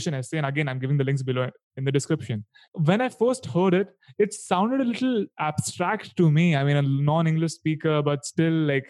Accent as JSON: {"language": "English", "country": "India", "tie": "born or raised there", "said": "I come from Indian education system"}